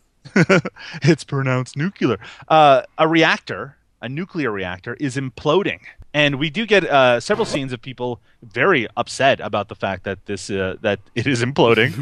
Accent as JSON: {"language": "English", "country": "Canada", "said": "I'm Canadian"}